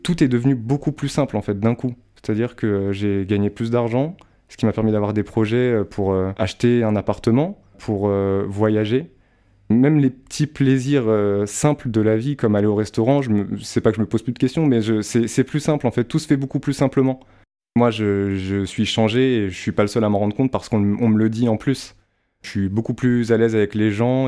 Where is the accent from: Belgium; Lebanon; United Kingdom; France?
France; Val-de-Marne, Île-de-France; also born or lived in Châteauroux; suis né à Châteauroux, magnifique ville, soit dit en passant, et euh, j'ai grandi dans le Val-de-Marne avec mes parents et ma grande sœur